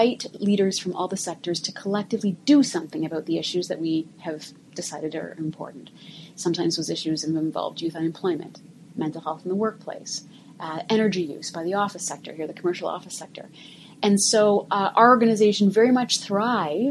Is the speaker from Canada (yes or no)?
yes; Canada; moved away as an adult; also born or lived in Washington, D.C., United States; I am a proud Canadian, was born and raised in Canada, studied in Canada, and decided it was time to come home to Canada